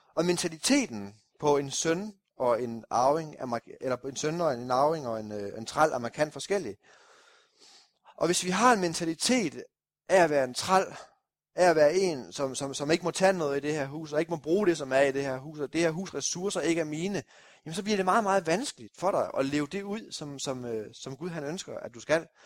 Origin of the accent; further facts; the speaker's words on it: Kolding, Southern Denmark, Denmark; oppe nordpå i Kolding, hvor jeg kommer fra